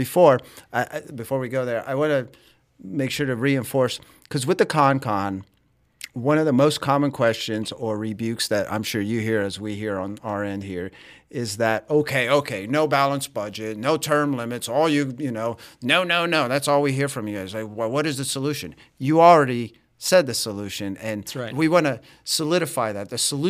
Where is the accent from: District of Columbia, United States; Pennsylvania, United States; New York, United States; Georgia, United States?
Georgia, United States; Atlanta; I grew up in Atlanta.